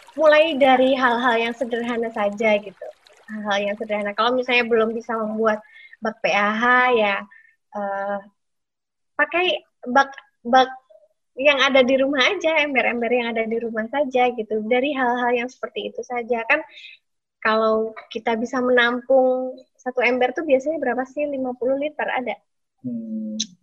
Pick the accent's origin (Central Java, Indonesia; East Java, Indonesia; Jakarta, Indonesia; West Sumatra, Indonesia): Central Java, Indonesia; Purworejo; di kampung halaman saya di Purworejo